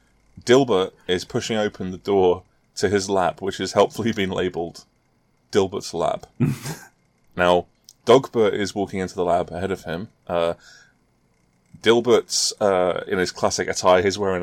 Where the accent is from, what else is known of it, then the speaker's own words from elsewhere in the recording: United Kingdom; And I'm not American, as you may have been able to tell. I don't know. I'm not sure if it comes through. I'm actually British.